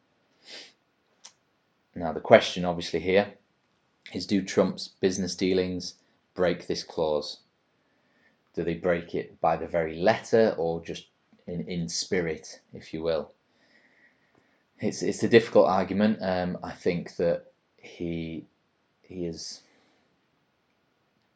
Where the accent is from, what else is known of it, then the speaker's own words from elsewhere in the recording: England, United Kingdom; as an English person